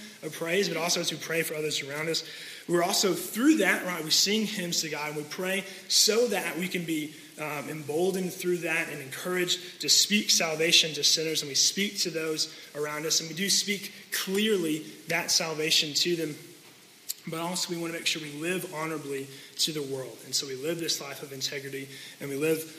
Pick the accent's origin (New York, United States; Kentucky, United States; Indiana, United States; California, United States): Kentucky, United States; Louisville; moved away as an adult; also born or lived in Murray, Kentucky; Laura and I originally grew up in J-Town. We grew up in Louisville, grew up in this church, moved away to Murray